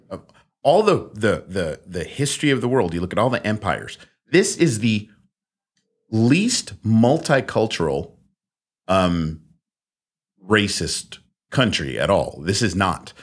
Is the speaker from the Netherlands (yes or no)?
yes; Netherlands; moved away; I was born in the Netherlands.